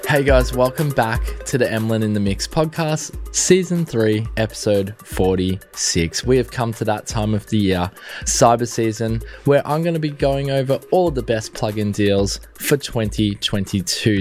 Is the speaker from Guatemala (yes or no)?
no; Australia; being an Aussie